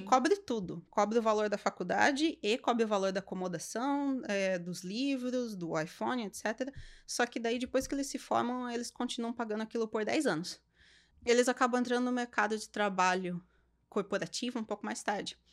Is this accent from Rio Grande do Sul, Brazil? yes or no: no; Sorocaba, São Paulo, Brazil; moved away as an adult; now in Canada; região de Sorocaba, interior de São Paulo, que é de onde eu sou